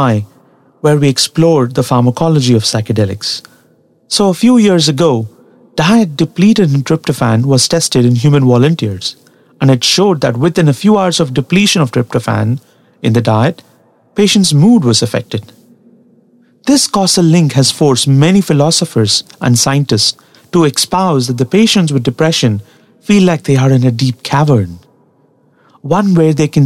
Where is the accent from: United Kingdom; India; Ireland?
India; Tamil Nadu; English is a second language; the place that I come from, Tamil Nadu in South India